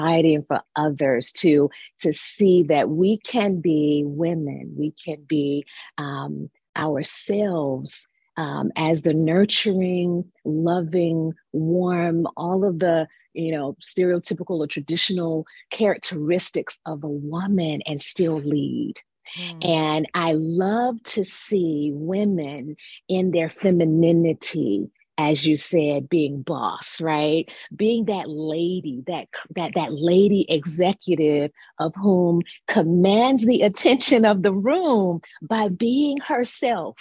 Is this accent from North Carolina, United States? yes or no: yes; North Carolina, United States; moved away as an adult; now in Maryland, United States; I grew up in North Carolina and relocated to Maryland about 27 years ago.